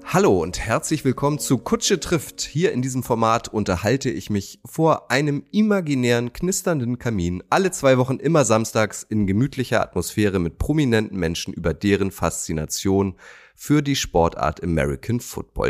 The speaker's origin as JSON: {"language": "German", "town": "Schenefeld", "region": "Schleswig-Holstein", "country": "Germany", "tie": "born or raised there", "said": "ich bin in Schenefeld aufgewachsen"}